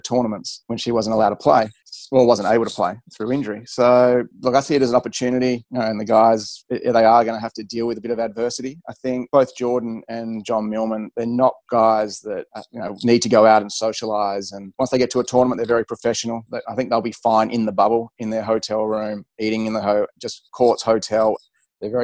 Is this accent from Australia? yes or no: yes; Australia; as an Australian